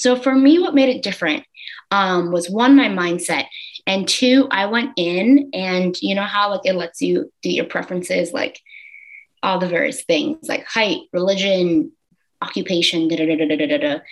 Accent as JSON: {"language": "English", "region": "Maine", "country": "United States", "tie": "born or raised there", "also_born_or_lived": "Haiti / China", "moved": "as an adult", "lives_now": "New York City, United States", "said": "I am from Maine. Technically, I'm originally from Haiti, adopted, was raised in Maine."}